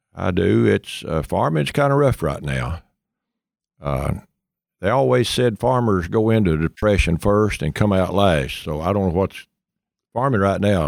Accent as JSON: {"language": "English", "region": "East Tennessee", "country": "United States", "tie": "born or raised there", "said": "I was born and raised in East Tennessee"}